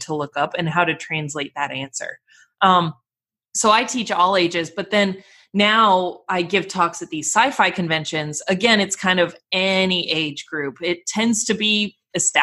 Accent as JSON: {"language": "English", "region": "Colorado", "country": "United States", "tie": "born or raised there", "also_born_or_lived": "Glasgow, Scotland", "moved": "as an adult", "lives_now": "Los Angeles, United States", "said": "I grew up in Colorado"}